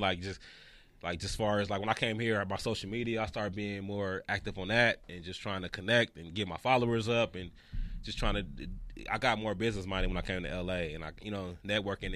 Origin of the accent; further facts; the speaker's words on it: the Bay Area, California, United States; moved away as an adult; now in Los Angeles, United States; I was from the Bay